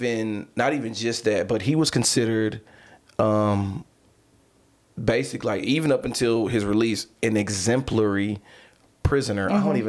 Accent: Dallas, Texas, United States; I'm from Oak Cliff.

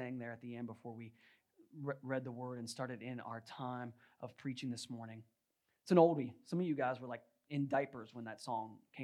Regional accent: Virginia, United States; I grew up in Virginia

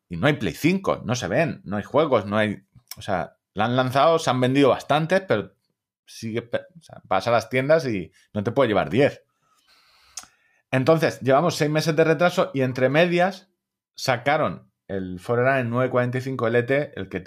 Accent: Móstoles, Community of Madrid, Spain; como se nota que soy de Móstoles

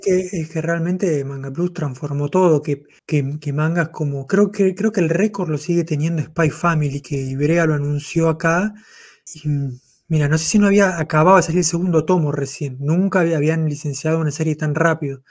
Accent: Mar del Plata, Buenos Aires Province, Argentina; yo, soy de Mar del Plata

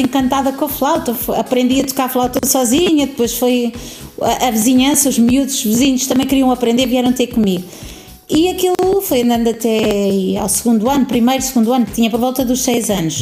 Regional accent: Tiel, Netherlands; now in Alcobaça, Portugal; Nasci na Holanda, numa cidade uhum. pequenina no interior da, da Holanda

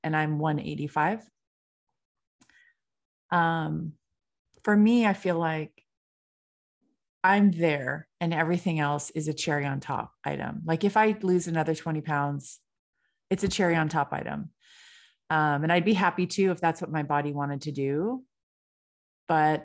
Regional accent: California, United States; I'm from California.

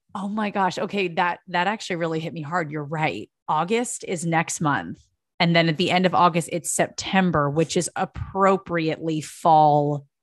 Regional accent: East Coast, United States; moved away; I'm from the East Coast

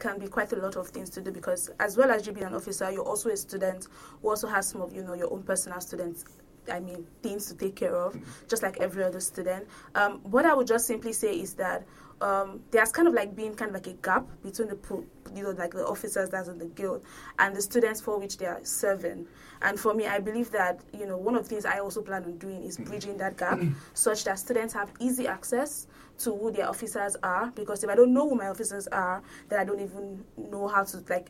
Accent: Nigeria; moved away as an adult; I'm from Nigeria

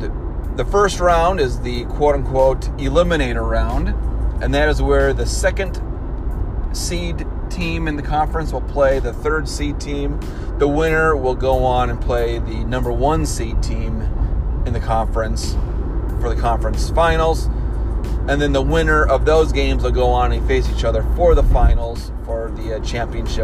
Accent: Michigan, United States; also born or lived in Chicago area; now in Chicago, United States; I'm originally from Michigan

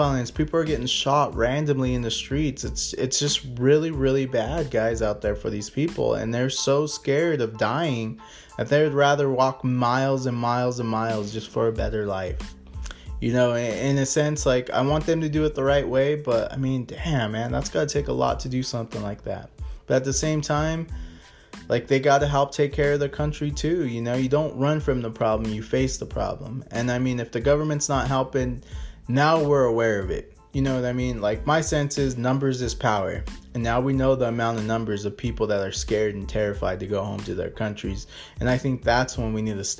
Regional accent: United States; being American, you know, living in the United States

